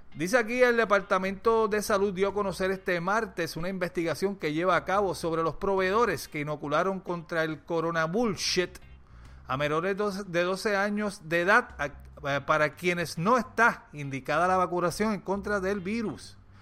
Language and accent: Spanish; Puerto Rico; soy puertorriqueño